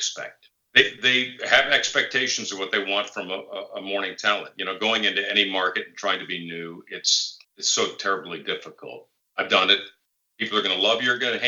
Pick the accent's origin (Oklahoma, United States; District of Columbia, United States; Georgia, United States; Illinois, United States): Illinois, United States; Chicago; now in St. Louis, United States; I'm a Midwest guy. I grew up in the Chicagoland area